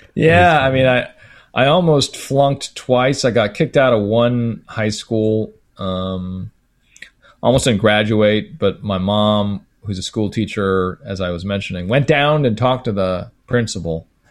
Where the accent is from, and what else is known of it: United States